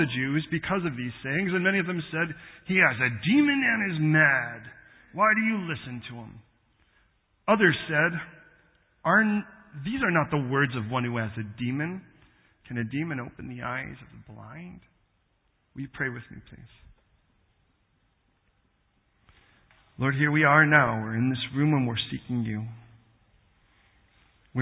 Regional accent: United States; we have certain things that we have in common being American

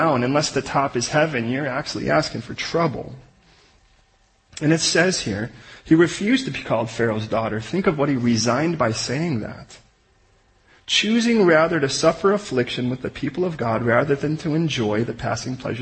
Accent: United States; we're American

